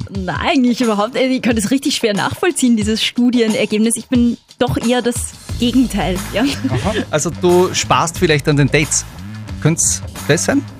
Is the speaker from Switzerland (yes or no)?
no; Upper Austria, Austria; Eine großartige Sache, da wird man als Oberösterreicher um 20 Zentimeter größer. Ja, unser Altlandeshauptmann Josef Püringer wird heute 70.